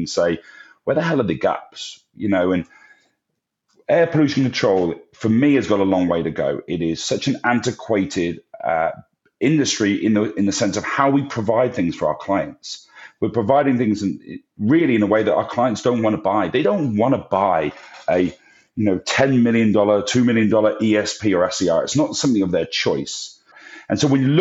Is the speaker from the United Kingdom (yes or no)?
yes; England, United Kingdom; moved away; I'm English